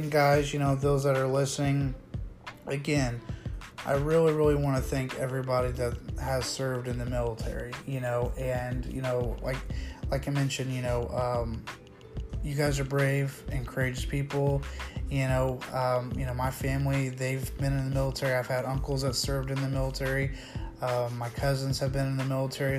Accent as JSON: {"language": "English", "country": "United States", "said": "proud to be an American"}